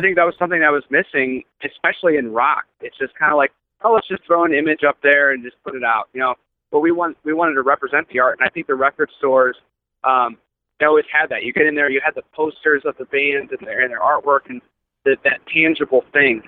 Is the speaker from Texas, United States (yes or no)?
no; Akron, Ohio, United States; we're from Akron, Ohio